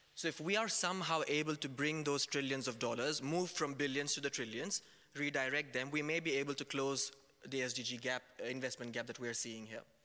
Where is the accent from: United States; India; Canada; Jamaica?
India; moved away; I was raised in India, I studied over there